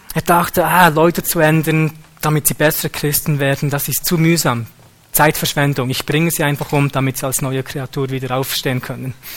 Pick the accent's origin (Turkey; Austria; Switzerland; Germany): Switzerland; wir als Schweizer